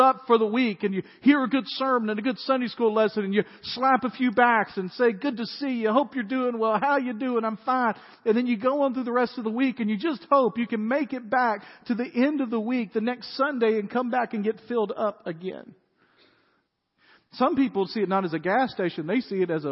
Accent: Dyersburg, Tennessee, United States; moved away; When I was growing up in Dyersburg, we had a country club in Dyersburg

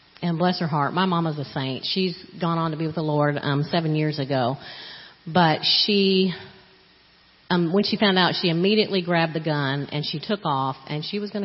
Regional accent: Florida, United States; moved away; I grew up in Florida, and I never knew who my biological father was

